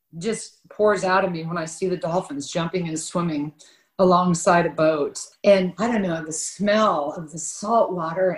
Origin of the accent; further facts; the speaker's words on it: Kansas, United States; I was born and raised in Kansas by a Republican father